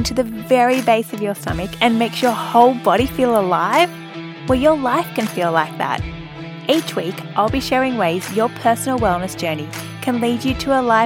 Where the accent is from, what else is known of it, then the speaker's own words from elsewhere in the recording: Central Coast, New South Wales, Australia; I'm also from there